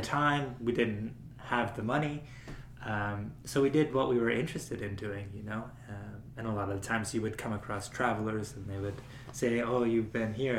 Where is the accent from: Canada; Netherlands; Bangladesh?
Canada; we said Canada